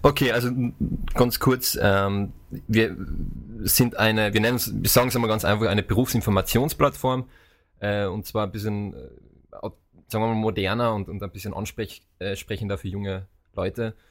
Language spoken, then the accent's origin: German; Austria; now in Vienna, Austria; wie man vielleicht an meinem Dialekt, äh, an meiner Aussprache jetzt unschwer erkennen kann. Ich komme aus Österreich ursprünglich, äh, aus äh, eher dem ländlichen Bereich und äh, lebe seit fünf Jahren in Wien